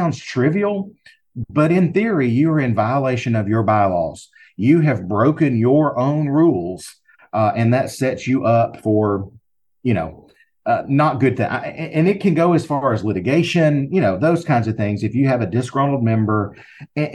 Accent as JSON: {"language": "English", "region": "Alabama", "country": "United States", "accent": "Southern", "said": "in the state of Alabama where I am, if you can't tell by my accent, I'm sure you can."}